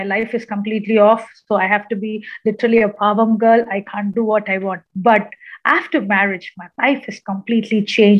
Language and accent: English; Kerala, India; now in Chennai, India; I am from Kerala